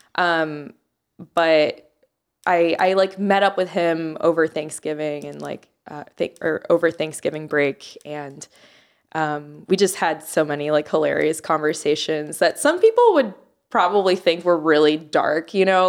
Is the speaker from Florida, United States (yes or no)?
yes; Jacksonville, Florida, United States; also born or lived in Miami, Florida; I moved to Jacksonville when I was in middle school.